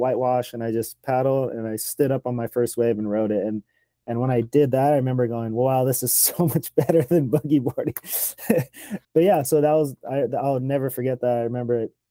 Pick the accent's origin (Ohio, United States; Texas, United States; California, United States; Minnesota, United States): California, United States; Los Angeles; also born or lived in Oxnard, California; I was born in Venice, California, and grew up there just skateboarding